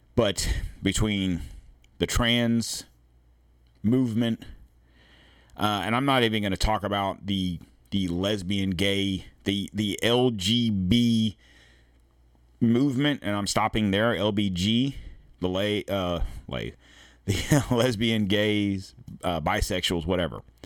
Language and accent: English; United States; we in America